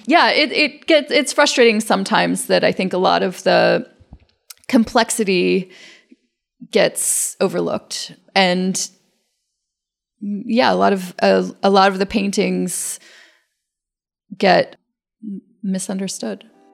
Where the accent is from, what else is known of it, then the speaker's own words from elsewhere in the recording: Tennessee, United States; moved away as an adult; also born or lived in Athens, Georgia / New York; now in Brooklyn, United States; I grew up in Tennessee in a place with, you know, no real knowledge